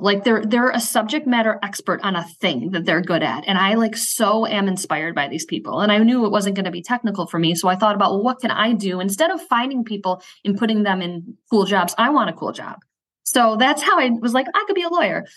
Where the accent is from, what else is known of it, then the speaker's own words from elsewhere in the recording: Syracuse, New York, United States; moved away as an adult; also born or lived in Ithaca / Chicago; I'm from Syracuse, where I live now. I live, if you know Syracuse, I live in the Tipperary Hill neighborhood. That's where I grew up